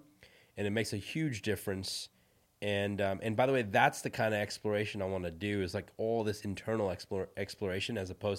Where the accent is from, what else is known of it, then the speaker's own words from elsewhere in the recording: India; So I'm from India, right? My background is Indian. I was born in India. I grew up Hindu.